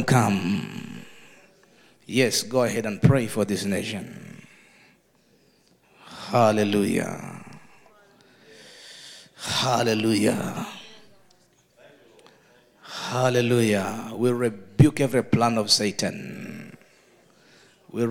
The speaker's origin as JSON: {"language": "English", "country": "Uganda", "said": "I'm from Uganda"}